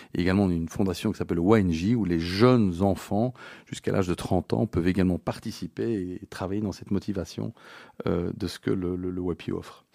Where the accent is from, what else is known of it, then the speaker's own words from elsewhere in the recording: Belgium; je suis un petit Belge, euh, tranquille